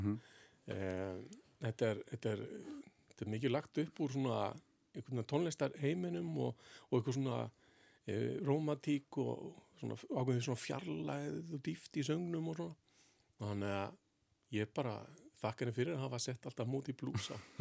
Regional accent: Reykjavík, Capital Region, Iceland; Ég ólst upp í Fossvegi, svona mestafn hluta til

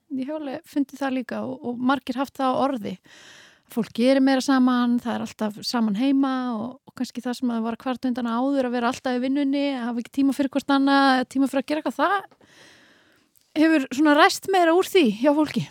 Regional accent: Norway; now in Iceland; ég ólst upp í Norri

